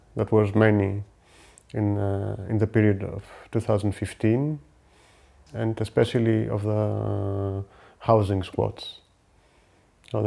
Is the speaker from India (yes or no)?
no; Athens, Attica, Greece; also born or lived in Germany; I live in Athens almost all my life. I was born in Germany from migrant parents